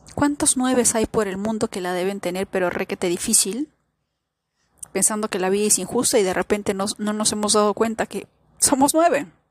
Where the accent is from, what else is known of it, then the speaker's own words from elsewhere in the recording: Peru; yo nací en Perú